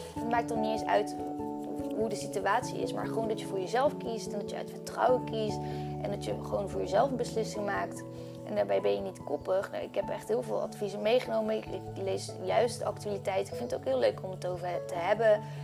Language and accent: Dutch; Netherlands; now in Bali, Indonesia; Nederland is niet echt mijn thuisland